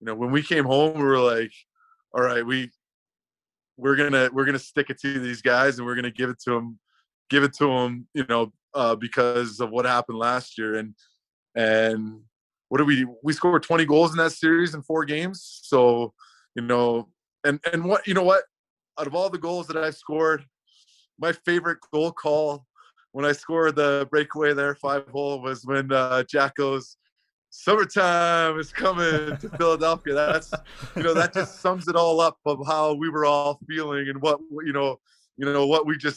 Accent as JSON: {"language": "English", "town": "Vancouver", "region": "British Columbia", "country": "Canada", "tie": "born or raised there", "moved": "yes", "said": "in my hometown"}